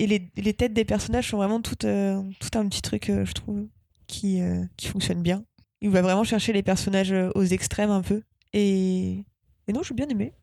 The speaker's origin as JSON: {"language": "French", "town": "Rouen", "region": "Normandy", "country": "France", "moved": "yes", "said": "je viens de Rouen"}